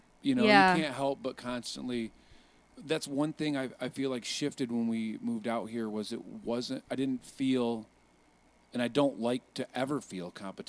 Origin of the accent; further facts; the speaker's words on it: Wayland, Michigan, United States; moved away as an adult; now in Los Angeles, United States; It's a little bit different than Wayland, Michigan, where I'm from.